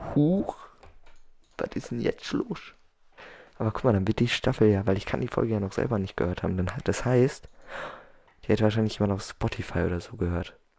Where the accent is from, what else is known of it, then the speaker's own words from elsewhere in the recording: Germany; Dann komme ich aus Europa genau zu sein, aus Deutschland.